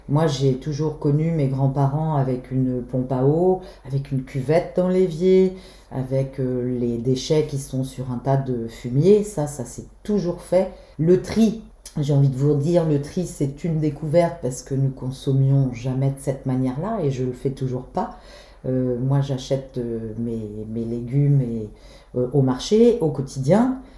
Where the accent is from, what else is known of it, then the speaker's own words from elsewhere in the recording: Belle-Île-en-Mer, Brittany, France; Je suis née à Belle-Île, à l'époque on avait une maternité euh, j'ai toujours vécu ici.